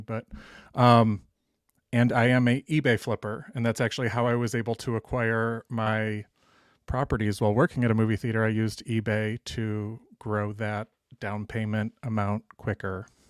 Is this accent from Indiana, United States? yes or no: no; Cleveland, Ohio, United States; moved away as an adult; also born or lived in Toledo, Ohio; now in Dallas, United States; I was from Cleveland and, um, went to school in Toledo